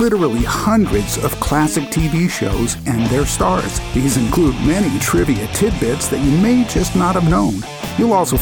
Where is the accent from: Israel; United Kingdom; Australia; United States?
United States; Santa Cruz, California; also born or lived in San Jose; I was here by first grade